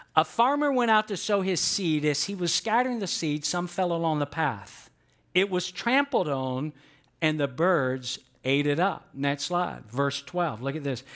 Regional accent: Atlanta, Georgia, United States; I grew up in Atlanta, and there was a lot of concrete

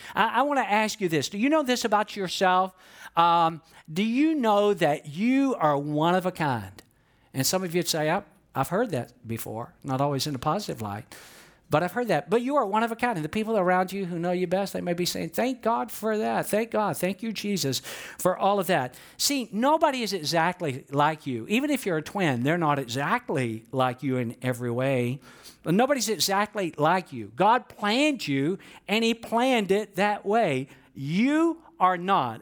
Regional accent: Georgia, United States; I'm from Georgia

